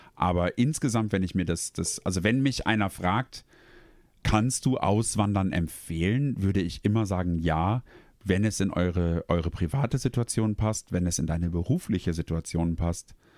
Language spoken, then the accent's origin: German; Germany; moved away as an adult; now in Sweden